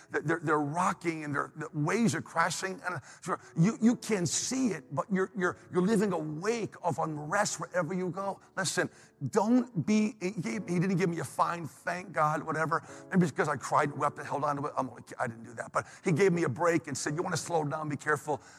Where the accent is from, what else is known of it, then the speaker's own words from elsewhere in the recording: New England, United States; now in Pennsylvania, United States; I'm from New England